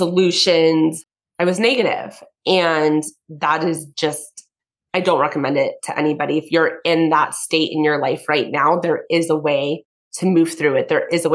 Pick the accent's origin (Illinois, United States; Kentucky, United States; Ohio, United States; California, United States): California, United States; Conejo Valley; I'm born and raised in the Kaneo Valley.